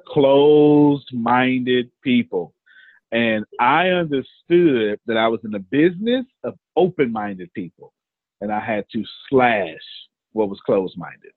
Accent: Texas, United States; I'm from the South, Texas. And there's a certain way to do black preaching down here in the South.

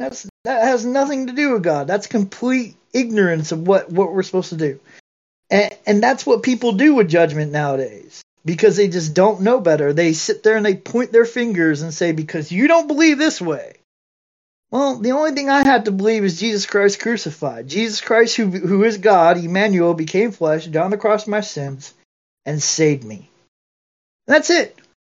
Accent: Georgia, United States; accent: thick southern accent; I sounded like this back then, because I'm from Georgia. Well, anyways, I mean, I had that thick southern accent.

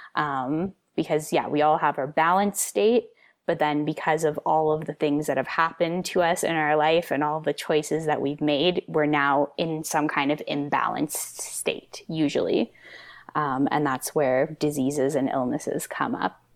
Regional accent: the Kootenays, British Columbia, Canada; I grew up in the Kootenays

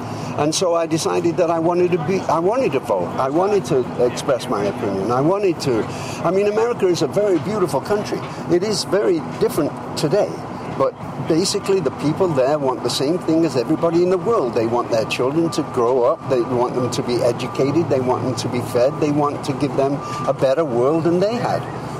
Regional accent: the north of England, United Kingdom; moved away as an adult; also born or lived in Hawaii / Laurel Canyon; now in New York, United States; being an Englishman from the north of England

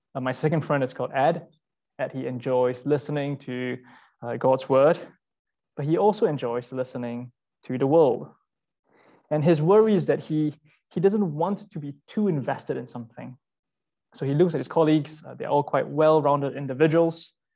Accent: Singapore; moved away as an adult; now in London, United Kingdom; I'm Singaporean

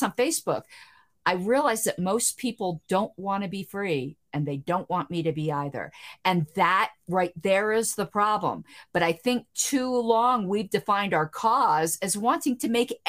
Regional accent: the South, United States; I'm from the South

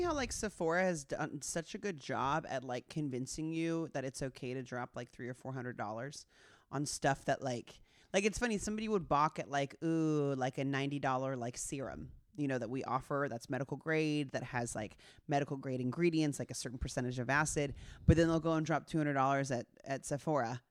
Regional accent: Southern California, United States; my experience as a girl growing up in Southern California

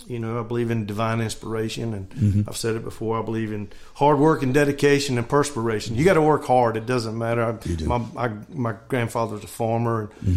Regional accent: North Carolina, United States; moved away; also born or lived in Oklahoma City; I'm from North Carolina and went to Oklahoma City to a Christian school.

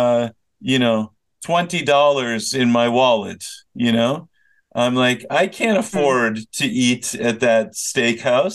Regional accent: Minnesota, United States; moved away; I grew up in Minnesota

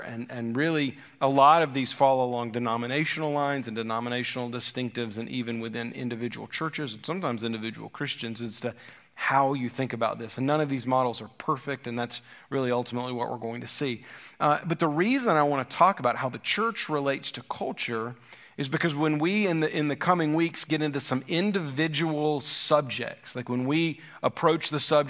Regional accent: Deep South, United States; now in Virginia; We've become such a melting pot here in Virginia. But I grew up in the Deep South, and culture changed last and still does in a lot of ways in the Deep South or in the Southeast.

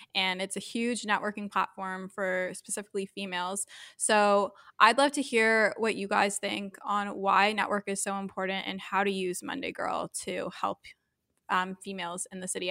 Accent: Thornhill, Ontario, Canada; now in Toronto, Canada; I grew up in Thornhill

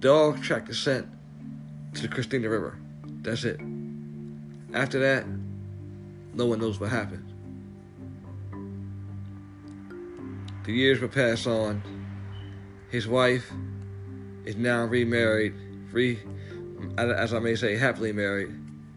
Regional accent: Delaware, United States; we're from Delaware, so it ain't that big.

